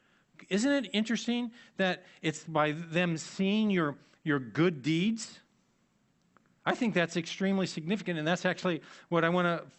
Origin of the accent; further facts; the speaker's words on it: Annandale, Virginia, United States; I grew up in Annandale, and in my family, whenever we use the term good works, we put those two words together.